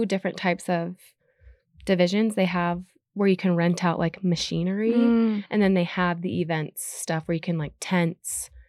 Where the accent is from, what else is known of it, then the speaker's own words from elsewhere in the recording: Cottonwood Heights, Utah, United States; So I'm from Cottonwood Heights, Holiday area, born and raised here in Utah. I come from a big family.